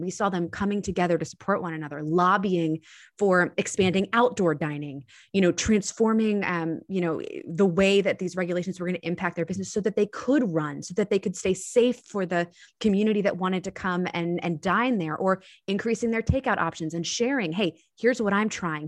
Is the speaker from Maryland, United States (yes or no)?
yes; Annapolis, Maryland, United States; my hometown of Annapolis, Maryland